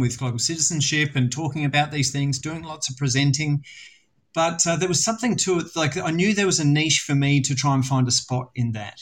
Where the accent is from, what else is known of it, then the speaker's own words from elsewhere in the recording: South Australia, Australia; I grew up in South Australia, as you may detect from my beautiful accent